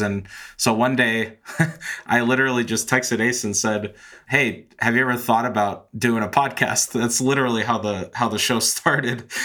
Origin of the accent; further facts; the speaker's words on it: San Francisco, California, United States; moved away as an adult; now in Colorado, United States; I grew up in San Francisco, lived there my whole life until last year when I moved with my wife to Colorado